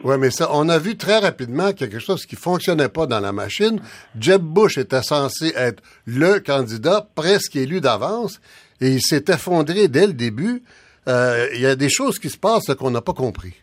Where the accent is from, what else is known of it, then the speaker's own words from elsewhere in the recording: Canada; on est tous, on est tous des Canadiens